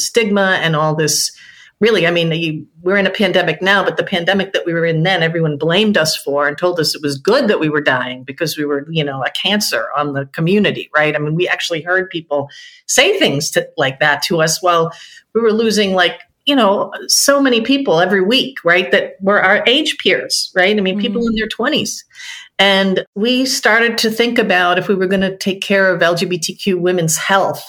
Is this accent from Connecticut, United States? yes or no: no; outside of Boston, Massachusetts, United States; now in Washington, D.C., United States; I grew up outside of Boston in the 70s in a pretty much a first-generation Irish-American enclave.